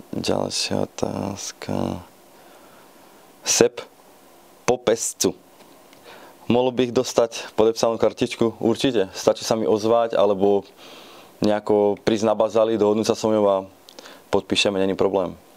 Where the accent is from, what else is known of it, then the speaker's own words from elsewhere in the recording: Banská Štiavnica, Banská Bystrica Region, Slovakia; now in Ostrava, Czech Republic; pochádzam z Banskej Štiavnice